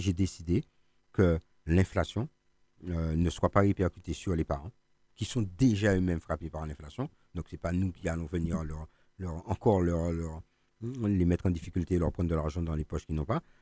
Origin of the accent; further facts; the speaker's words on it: Martinique; nous-mêmes en tant que Martiniquais